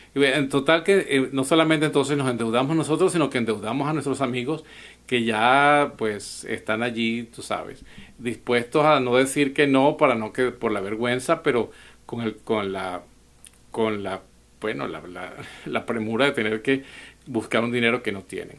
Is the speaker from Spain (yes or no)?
no; Venezuela; now in United States; un dicho venezolano de donde soy